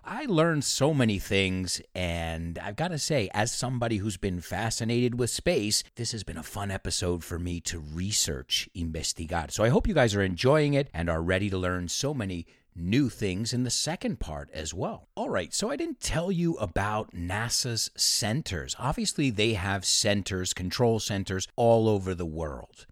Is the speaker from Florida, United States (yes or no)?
no; New York, United States; now in Spain; I'm from New York